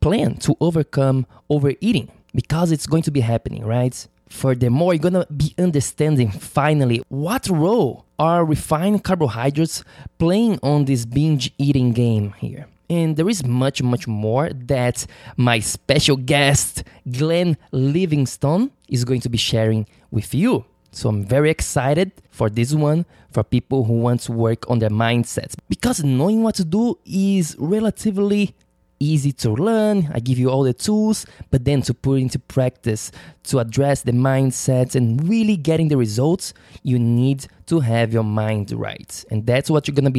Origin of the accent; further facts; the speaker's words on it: Florianópolis, Santa Catarina, Brazil; moved away; my hometown in Florianópolis, in the south of Brazil